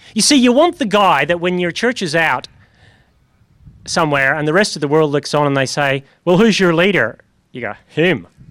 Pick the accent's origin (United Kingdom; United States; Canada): United Kingdom; Northern Ireland; moved away; I come from Northern Ireland where everyone was Christian in a funny, vague way